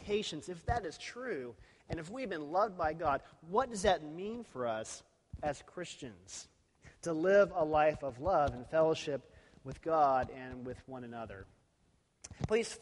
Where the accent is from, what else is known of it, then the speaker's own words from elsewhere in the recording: Texas, United States; I was from Texas